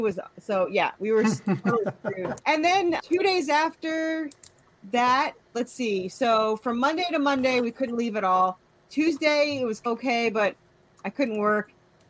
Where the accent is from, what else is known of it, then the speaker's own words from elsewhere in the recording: New York, United States; born there; also born or lived in Connecticut; So I was born in New York, but when I was in Connecticut